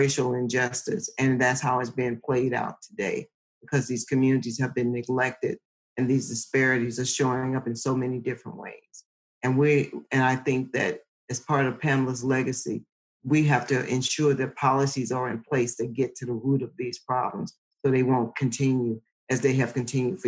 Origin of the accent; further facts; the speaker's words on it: Lowndes County, Alabama, United States; I'm from Lowndes County, Alabama, and it's one of those communities where almost everybody's related